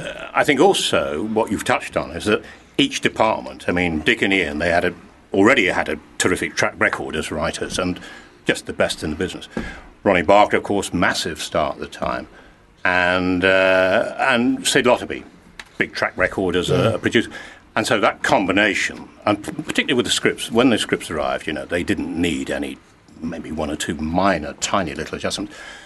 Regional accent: Glasgow, Scotland, United Kingdom; I was born in Glasgow, yes. Oh, and okay, so we left there when I was a kid, went back.

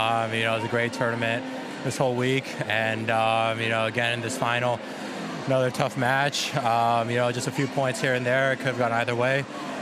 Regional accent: United States; Being an American, being able to come here and play in Milan, it's the best feeling in the world. So I'm happy, to take it back to the US.

